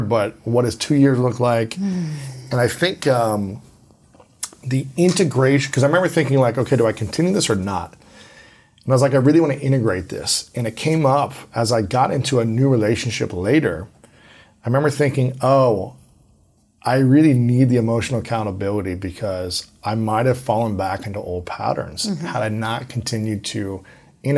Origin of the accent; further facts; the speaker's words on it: Ohio, United States; as a boy growing up in Ohio